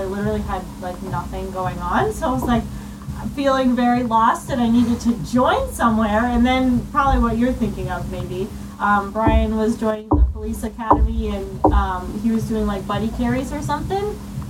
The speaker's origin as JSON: {"language": "English", "town": "Cape Coral", "region": "Florida", "country": "United States", "also_born_or_lived": "Pennsylvania", "said": "I'm 24. I'm from Cape Coral. I lived in Pennsylvania for like 2 years, but that doesn't really count. It was in elementary school, but basically I'm from here."}